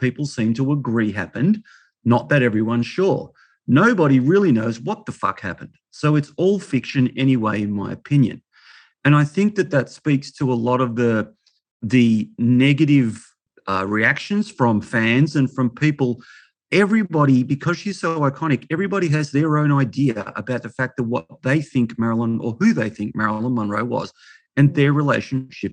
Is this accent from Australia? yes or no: yes; Melbourne, Victoria, Australia; as a kid growing up in Melbourne, I was born in 63